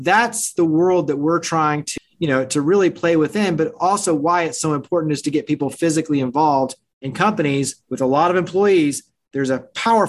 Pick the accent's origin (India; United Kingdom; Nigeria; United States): United States; Weatherford, Texas; moved away; I grew up in the Dallas-Fort Worth area, a small town called Weatherford